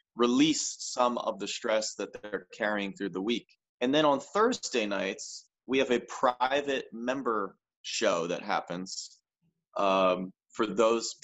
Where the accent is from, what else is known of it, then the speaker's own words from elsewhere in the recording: New Jersey, United States; the diner near where I grew up in South Jersey